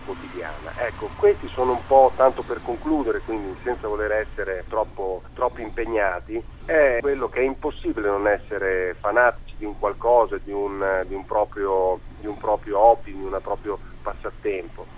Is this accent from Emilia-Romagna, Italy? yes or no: yes; Ravenna, Emilia-Romagna, Italy; io sono di Ravenna